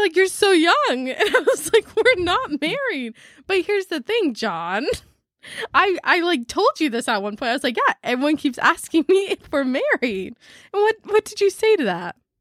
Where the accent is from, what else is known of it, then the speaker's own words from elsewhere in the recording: San Diego, California, United States; moved away; also born or lived in Maui; coming from San Diego, we've, like, we're kind of around beach culture